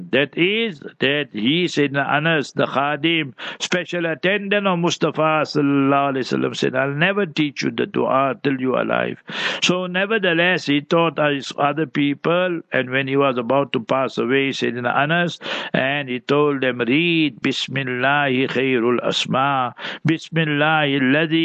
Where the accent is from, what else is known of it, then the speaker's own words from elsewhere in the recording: South Africa; we in South Africa